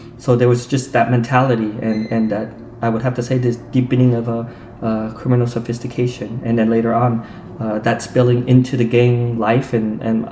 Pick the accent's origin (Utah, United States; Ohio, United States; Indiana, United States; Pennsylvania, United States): Utah, United States; moved away; growing up in Utah